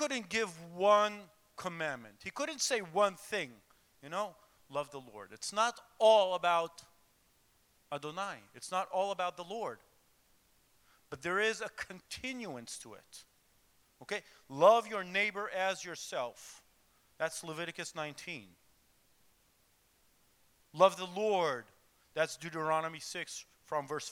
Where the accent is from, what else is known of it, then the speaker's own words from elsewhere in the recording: Jerusalem, Jerusalem District, Israel; I was born in Jerusalem, Israel, and my father and his parents were also, they were born in Jerusalem, Israel. So I had the privilege of being raised in Jerusalem